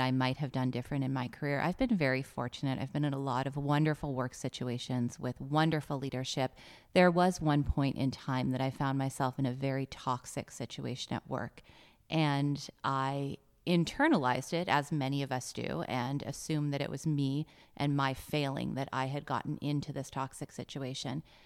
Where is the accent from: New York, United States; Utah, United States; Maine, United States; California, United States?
California, United States; Los Angeles; I'm from Los Angeles.